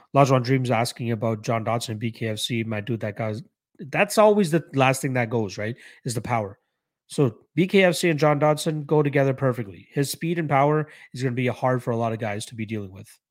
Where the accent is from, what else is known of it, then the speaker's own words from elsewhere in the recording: Canada; I am Canadian. I am one hundred percent Canadian. Um, well, born in Canada, Indian roots, but yes, I'm Canadian.